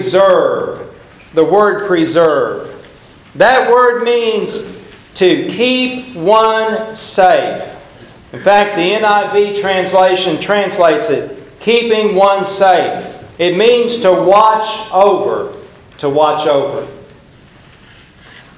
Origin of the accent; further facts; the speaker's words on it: Oklahoma, United States; I'm from Oklahoma